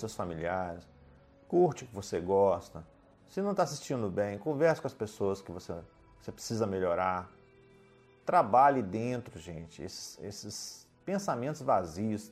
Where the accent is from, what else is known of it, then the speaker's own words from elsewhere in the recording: Minas Gerais, Brazil; Eu sou mineiro